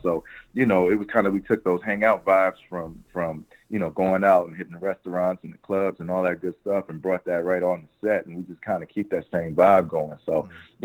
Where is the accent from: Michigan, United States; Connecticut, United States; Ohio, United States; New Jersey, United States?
New Jersey, United States; Willingboro; also born or lived in Camden, New Jersey; I was born in Camden, New Jersey, but I, I was raised in a, in a, in a place called Willingboro, New Jersey.